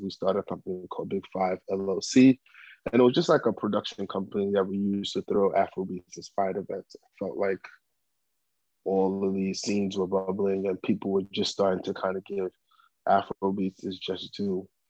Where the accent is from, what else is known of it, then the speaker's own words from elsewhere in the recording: Bronx, New York, United States; I came back to the U.S. and I started 8th grade and I grew up in the Bronx all the way up until I graduated high school, Walton High School, to Syracuse University.